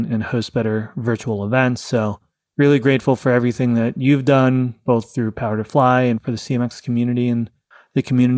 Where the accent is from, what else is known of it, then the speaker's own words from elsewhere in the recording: New York, United States; I grew up in New York